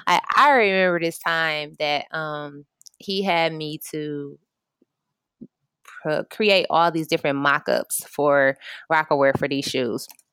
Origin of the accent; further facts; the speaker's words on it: Michigan, United States; I'm from Michigan